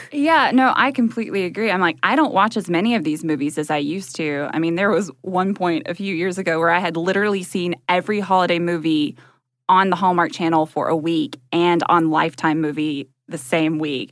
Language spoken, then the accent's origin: English; Georgia, United States; also born or lived in Chicago; we're both from, like, small towns in Georgia